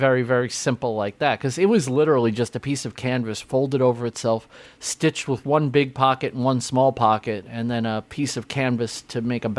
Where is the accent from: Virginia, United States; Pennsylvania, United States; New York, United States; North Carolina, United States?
New York, United States; New York City; when I grew up in Canarsie, Brooklyn